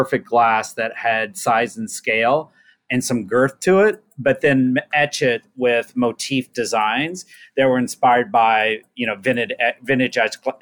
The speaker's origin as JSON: {"language": "English", "region": "Oklahoma", "country": "United States", "said": "I'm from the South, I'm from Oklahoma."}